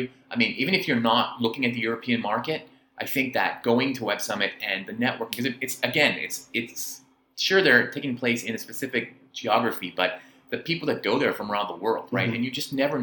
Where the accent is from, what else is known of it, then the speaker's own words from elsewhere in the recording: Vancouver, British Columbia, Canada; moved away as an adult; now in Hong Kong; I'm from Vancouver originally